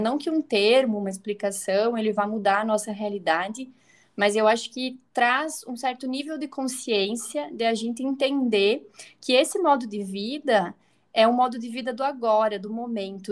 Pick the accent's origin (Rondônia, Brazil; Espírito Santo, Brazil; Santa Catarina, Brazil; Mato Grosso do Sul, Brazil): Santa Catarina, Brazil; Eu sou catarinense, moro no interior de Santa Catarina, muito próximo a Chapecó.